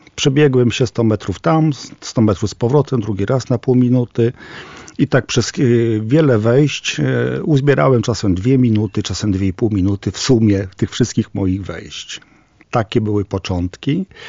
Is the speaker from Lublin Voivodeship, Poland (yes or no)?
yes; Włodawa, Lublin Voivodeship, Poland; now in Lublin, Poland; Ja jestem z Nadbuga, y, urodziłem się we Włodawie, znam te tereny